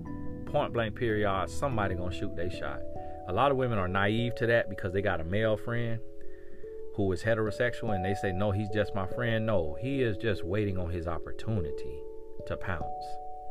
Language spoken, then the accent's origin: English; El Paso, Texas, United States; born there; So I was born in El Paso, Texas, because my dad was in the military.